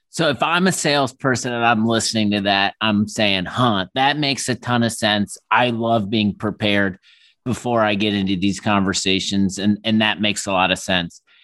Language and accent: English; Midwest, United States; as Midwesterner